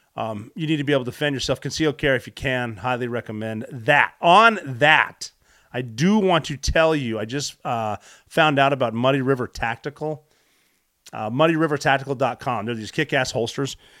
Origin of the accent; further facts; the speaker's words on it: Butte, Montana, United States; growing up in Butte, Montana